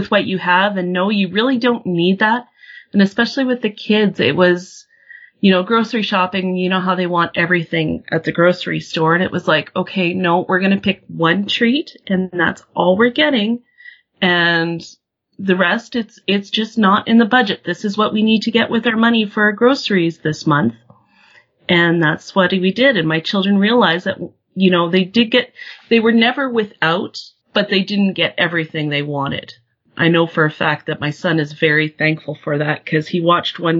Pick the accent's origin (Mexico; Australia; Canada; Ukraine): Canada; Saskatchewan; I grew up in Saskatchewan, and I got to experience my dad being laid off